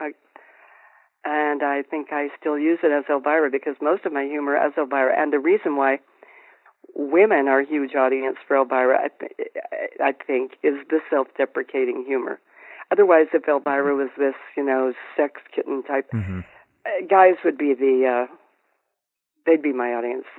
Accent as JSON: {"language": "English", "town": "Colorado Springs", "region": "Colorado", "country": "United States", "tie": "born or raised there", "said": "I grew up in Colorado Springs"}